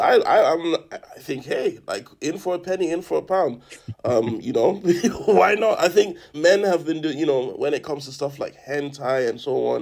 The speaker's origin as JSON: {"language": "English", "country": "Nigeria", "tie": "born or raised there", "moved": "yes", "said": "I am a patriotic Nigerian. I'm also very homesick, but can't quite go to my hometown because of a friendly group of guys known as Boko Haram"}